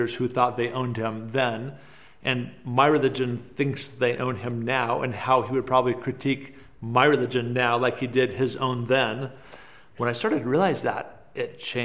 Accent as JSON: {"language": "English", "town": "Hillsboro", "region": "Oregon", "country": "United States", "tie": "born or raised there", "also_born_or_lived": "Beirut, Lebanon", "moved": "as an adult", "said": "I was born in Hillsboro, Oregon."}